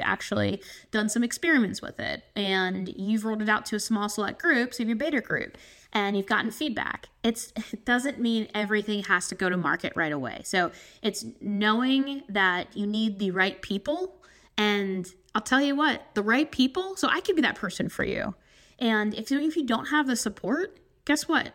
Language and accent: English; South Carolina, United States; I'm coming from South Carolina